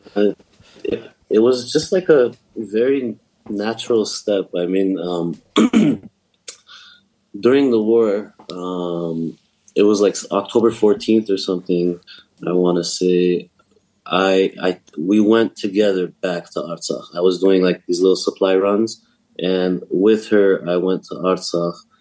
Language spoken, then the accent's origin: English; Los Angeles, California, United States; I'm from California, from